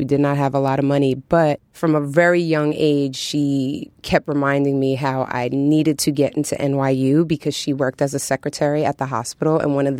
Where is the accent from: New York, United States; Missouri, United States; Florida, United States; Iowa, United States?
New York, United States; New York City; growing up in New York City, you know, the music was just sort of all around.